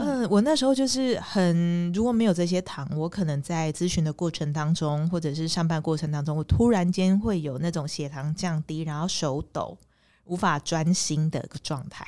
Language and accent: Chinese; Pingtung County, Taiwan; 我是屏东人